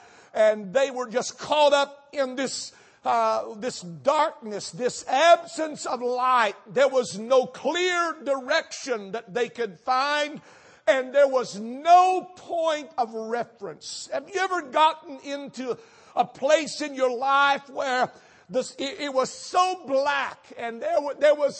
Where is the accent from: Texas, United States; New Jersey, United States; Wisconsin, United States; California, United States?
Texas, United States; North; now in Houston, United States; I was raised in North Texas